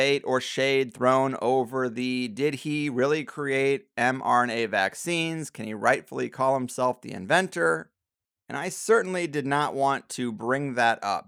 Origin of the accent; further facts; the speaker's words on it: St. Louis, Missouri, United States; I'm actually from St. Louis